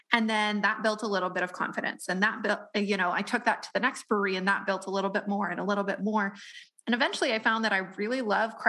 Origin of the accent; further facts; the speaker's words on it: Colorado, United States; … and I grew up in Colorado